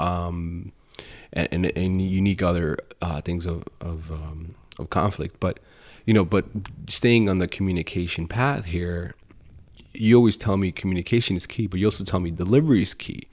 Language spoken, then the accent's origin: English; Colombia; moved away; I come from Columbia in South America